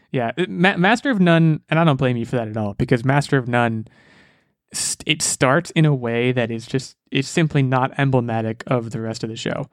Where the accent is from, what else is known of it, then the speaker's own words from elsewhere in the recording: United States; I'm American